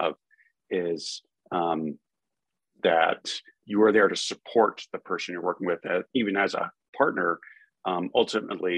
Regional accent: Hartford, Connecticut, United States; moved away as an adult; also born or lived in Washington; my hometown newspaper, the Hartford Courant

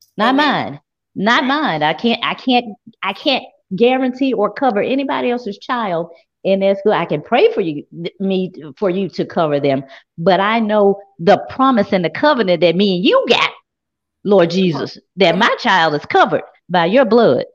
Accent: Memphis, Tennessee, United States; I'm from South Memphis.

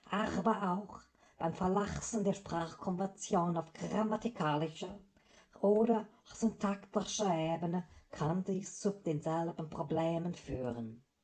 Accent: Switzerland; Wie Sie hören, ich komme ursprünglich aus der Schweiz und äh, sprechen wir an den Grenzen.

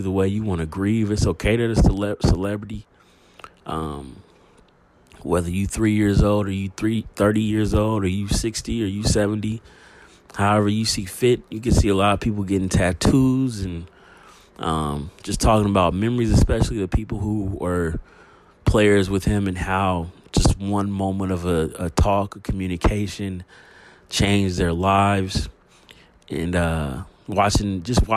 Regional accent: United States; Us here in the United States, being American

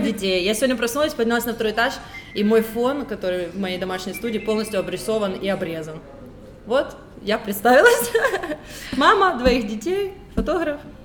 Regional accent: Kyiv, Ukraine; also born or lived in Donetsk, Ukraine / Tbilisi, Georgia; я из Донецка. Я переехала в Киев, когда мне было двенадцать лет

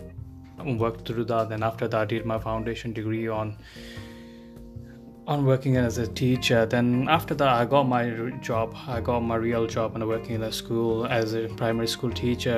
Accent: Bangladesh; now in United Kingdom; I'm not originally from UK, I came from Bangladesh.

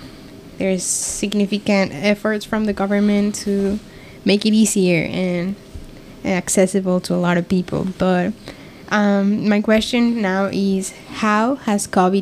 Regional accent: Mexico; I'm from Mexico

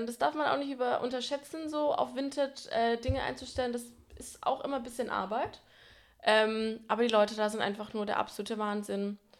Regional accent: Franconia, Bavaria, Germany; now in Berlin, Germany; wir kommen beide aus Franken

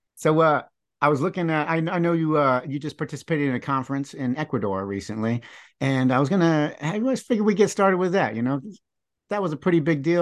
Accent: United States; growing up in the United States here

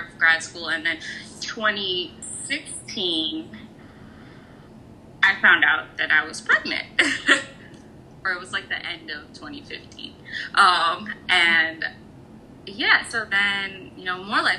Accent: Chicago, Illinois, United States; moved away as an adult; also born or lived in New York; now in Pennsylvania, United States; I grew up in the Chicagoland area with you

